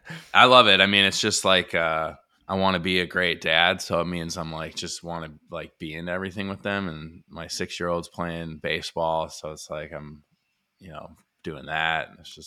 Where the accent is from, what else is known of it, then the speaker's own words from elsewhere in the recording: Illinois, United States; Well, I was born in the Chicago area